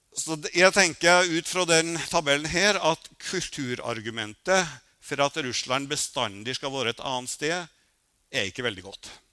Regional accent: Røros, Trøndelag, Norway; moved away; also born or lived in Oslo; jeg kommer fra Røros

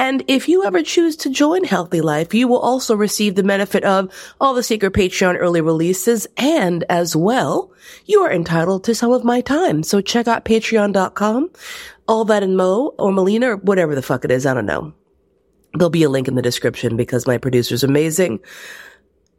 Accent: United States; I am also American with hogtied language skills

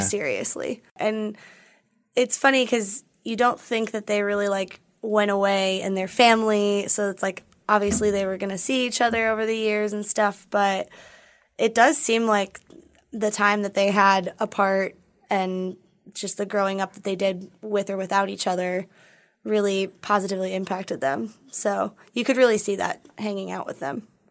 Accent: Minneapolis, Minnesota, United States; moved away; I'm from Minneapolis

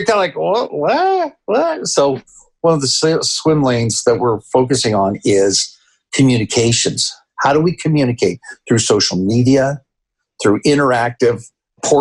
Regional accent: Canada; also born or lived in Peru; now in United States; I grew up in Canada.

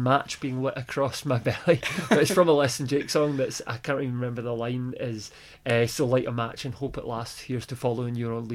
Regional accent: Glasgow, Scotland, United Kingdom; I grew up in Glasgow

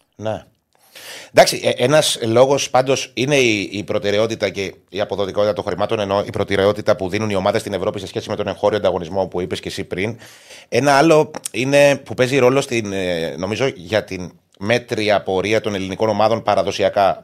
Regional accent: Cyprus; είμαι και από την Κύπρο

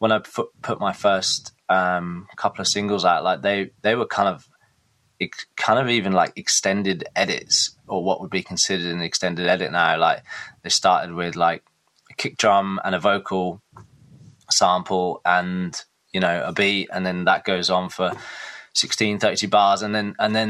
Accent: Reepham, East of England, United Kingdom; moved away; I'm from Norfolk originally. I went to a school in Reefham, which is just outside of Norwich. And yeah, that's where I grew up

